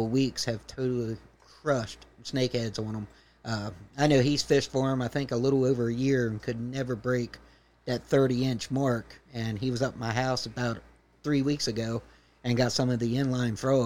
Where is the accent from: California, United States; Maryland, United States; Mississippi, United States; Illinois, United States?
Maryland, United States; Cambridge; I grew up here in Cambridge, went to Cambridge South Dorchester High School, graduated from there